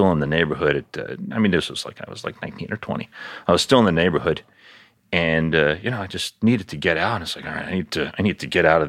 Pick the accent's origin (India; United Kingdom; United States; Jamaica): United States; New York City, New York; moved away as an adult; also born or lived in Miami / Colorado; I grew up in Queens